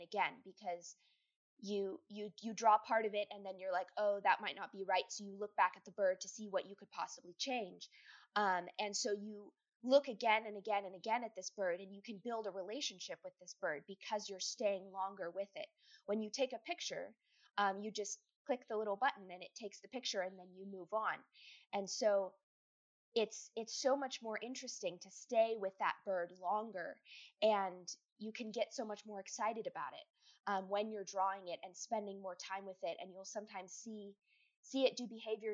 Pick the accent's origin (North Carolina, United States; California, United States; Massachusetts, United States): California, United States; I'm from California